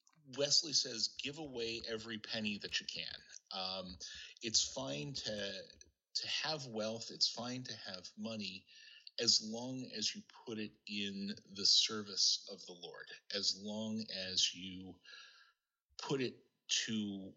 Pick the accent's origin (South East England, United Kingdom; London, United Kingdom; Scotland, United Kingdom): Scotland, United Kingdom; And of course, as good Scottish Presbyterians, part of what we celebrated was the deals that we got on our cars and how much money we saved.